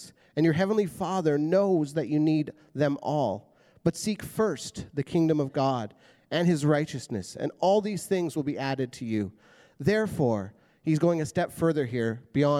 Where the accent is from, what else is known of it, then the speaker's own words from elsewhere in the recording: Prince George, British Columbia, Canada; moved away as an adult; now in Abbotsford, Canada; So we were both born and raised in Prince George, which is a city that's about 10 hours north of here